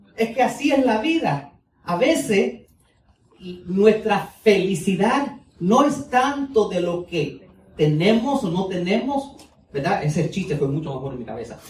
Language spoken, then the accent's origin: Spanish; United States; Spanish is a second language; el español mío no es el mejor, yo soy americano, ¿ok? Y entonces eh, pero mis padres son cubanos, entonces tuve que aprender español